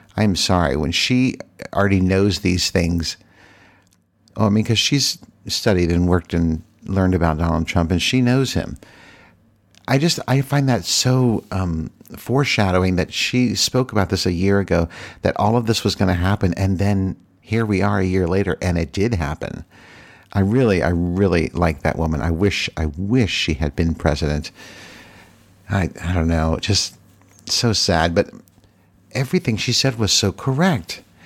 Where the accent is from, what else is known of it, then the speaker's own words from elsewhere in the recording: Virginia, United States; moved away as an adult; I lived in Virginia for fifty years, and I can say that it is my home state